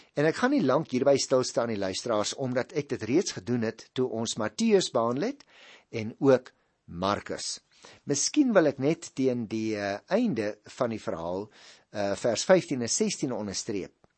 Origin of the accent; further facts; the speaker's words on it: Paarl, Western Cape, South Africa; ek kom ook daar uit die Boland, ek het daar groot geword in die Parel